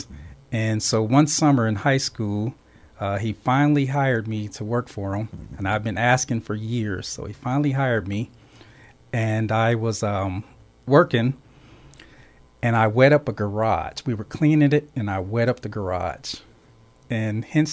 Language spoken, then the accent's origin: English; Phoenix, Arizona, United States; I grew up right here in South Phoenix, Park South neighborhood, 19th Street and Roser. Went over to North High School, so just a all-around Phoenix guy